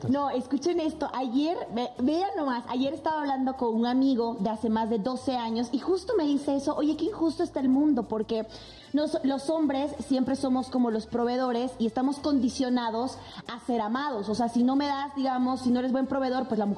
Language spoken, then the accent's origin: Spanish; Mexico; hablando de las cuestiones culturales de nuestro México, ¿qué crees que nos haga falta como mexicanos para poder ahora sí abrirnos?